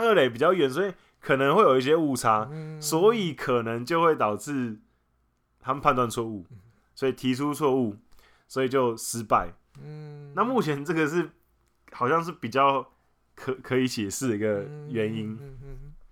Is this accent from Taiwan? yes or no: yes; Taiwan; 我们台湾人